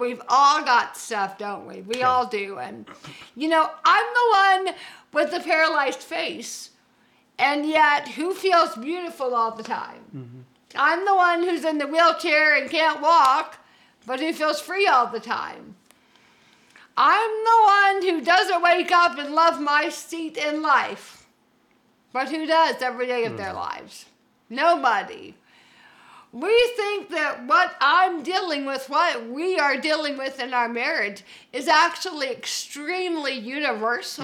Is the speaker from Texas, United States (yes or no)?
no; Georgia, United States; moved away as an adult; also born or lived in Birmingham, Alabama / California; I'm from Georgia